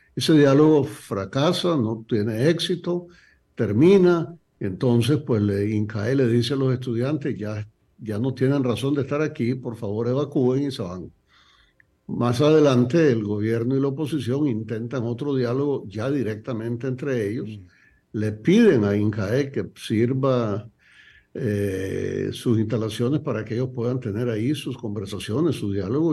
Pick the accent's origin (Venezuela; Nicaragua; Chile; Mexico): Nicaragua; yo siendo nicaragüense